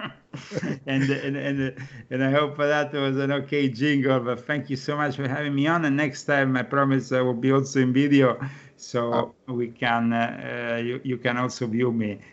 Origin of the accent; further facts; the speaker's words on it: Rome, Lazio, Italy; moved away as an adult; I'm from Rome